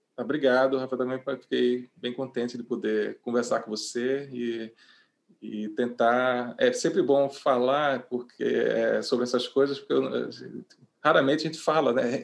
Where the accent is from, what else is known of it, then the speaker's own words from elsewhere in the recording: Recife, Pernambuco, Brazil; moved away as an adult; é a cidade onde eu nasci, onde eu moro, saí, voltei, enfim, mas é onde moro